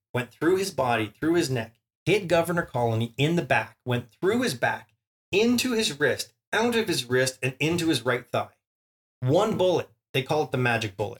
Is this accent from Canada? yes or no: yes; Canada; we're Canadian